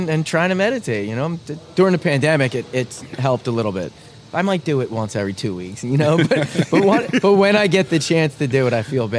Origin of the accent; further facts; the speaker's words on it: Philadelphia, Pennsylvania, United States; moved away as an adult; now in Portland, United States; I'm from Philly, blue-collar family.